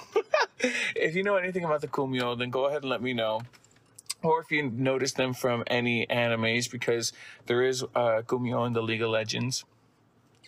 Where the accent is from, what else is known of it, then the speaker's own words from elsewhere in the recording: United States; I'm American